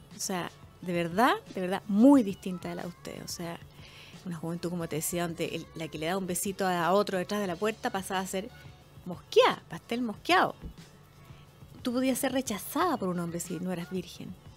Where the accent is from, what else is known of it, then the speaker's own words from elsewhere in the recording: Chile; nuestra forma de vivir como chilenos